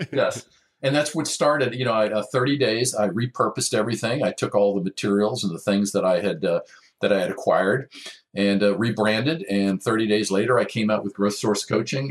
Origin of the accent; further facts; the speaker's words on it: Maryland, United States; also born or lived in Washington, D.C.; now in Orange County, United States; grew up most of my life in Maryland